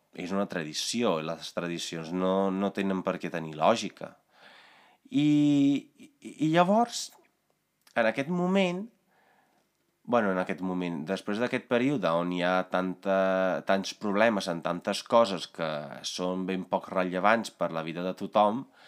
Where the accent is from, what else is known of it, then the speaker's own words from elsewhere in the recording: Italy; Catalan is a second language; now in Spain; jo vinc d'Itàlia